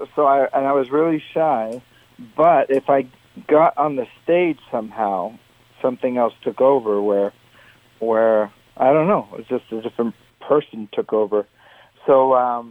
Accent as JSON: {"language": "English", "country": "Canada"}